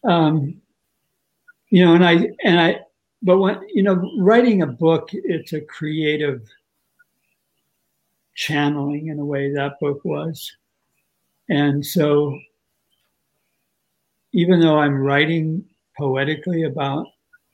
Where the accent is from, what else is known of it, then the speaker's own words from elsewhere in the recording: South Dakota, United States; I was born in South Dakota in a small sort of agricultural town of about 10,000.